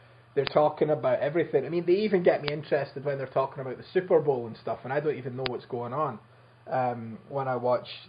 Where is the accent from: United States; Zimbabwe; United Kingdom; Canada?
United Kingdom; Scotland; I'm actually from Scotland, not a shithole country.